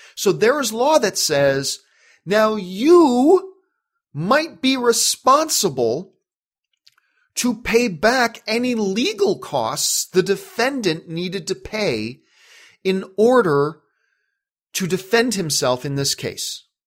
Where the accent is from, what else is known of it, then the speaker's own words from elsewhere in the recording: Canada; now in United States; as a Canadian